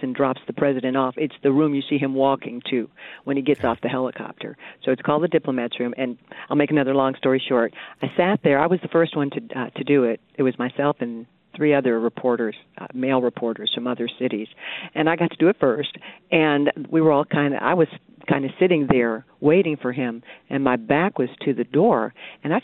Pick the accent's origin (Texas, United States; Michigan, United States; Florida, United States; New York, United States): Michigan, United States; Detroit; moved away